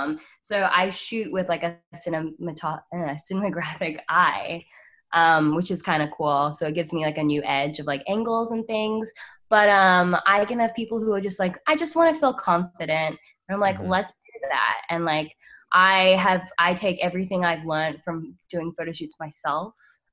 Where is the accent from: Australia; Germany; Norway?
Australia; I actually can't vote because I'm Australian.